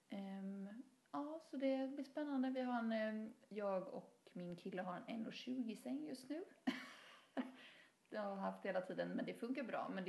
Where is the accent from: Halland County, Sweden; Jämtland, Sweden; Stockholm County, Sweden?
Halland County, Sweden; Haverdal; där jag är från, Haverdal, ja. eh, som är, ligger lite utanför Halmstad